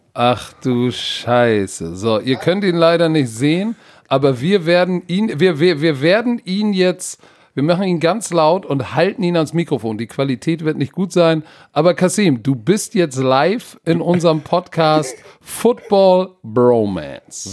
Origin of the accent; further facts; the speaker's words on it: Hamburg, Germany; so sind wir aus Hamburg